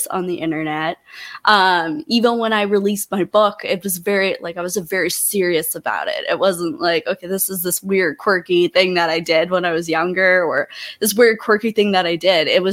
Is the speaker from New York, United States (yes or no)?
no; Montana, United States; moved away; I didn't love growing up in Montana.